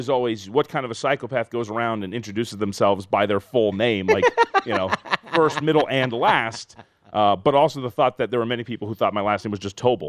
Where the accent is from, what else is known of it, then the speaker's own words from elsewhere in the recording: Las Vegas, Nevada, United States; growing up in Las Vegas